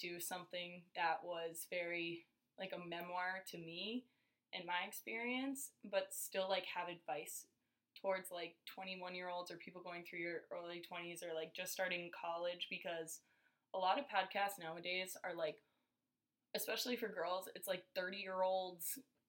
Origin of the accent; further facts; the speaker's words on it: Larimore, North Dakota, United States; I grew up in Larimore, North Dakota, which is like 20 miles west of Grand Forks.